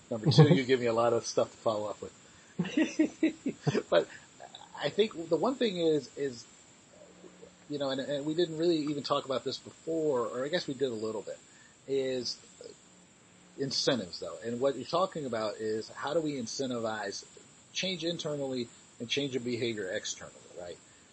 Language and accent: English; New York, United States; being a New Yorker